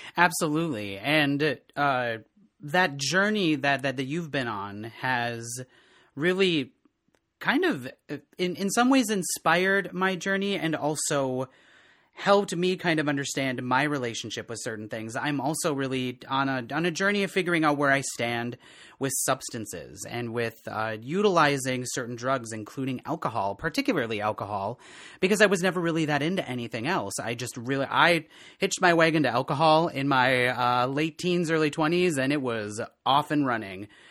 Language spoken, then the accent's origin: English; Eleva, Wisconsin, United States; moved away as an adult; also born or lived in Eau Claire, Wisconsin; now in Minneapolis, United States; from a little, a little town in west central Wisconsin called El Tuna